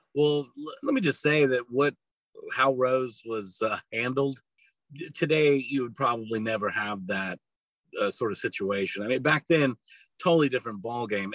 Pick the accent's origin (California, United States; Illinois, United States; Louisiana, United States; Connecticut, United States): Louisiana, United States; Lake Charles; also born or lived in Eunice, Louisiana; now in New Orleans, United States; I grew up in Southwest Louisiana. I'm from Lake Charles originally